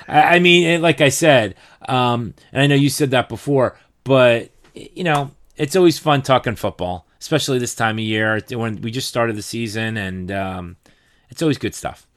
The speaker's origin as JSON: {"language": "English", "region": "New Jersey", "country": "United States"}